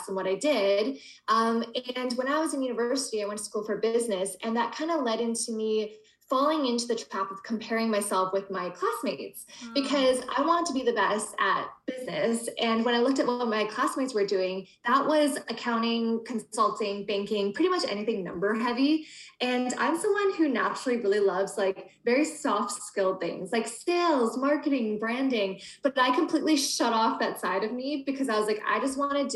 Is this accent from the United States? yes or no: no; Canada; I was born in Canada and I still live here in Toronto